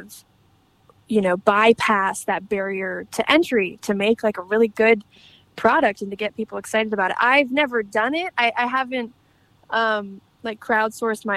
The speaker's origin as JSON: {"language": "English", "region": "Michigan", "country": "United States", "tie": "born or raised there", "said": "we were driving home from Nashville to Michigan"}